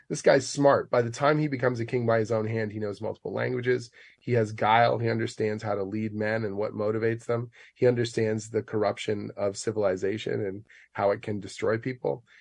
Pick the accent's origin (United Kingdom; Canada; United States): Canada; Oshawa, Ontario; a kid growing up in Oshawa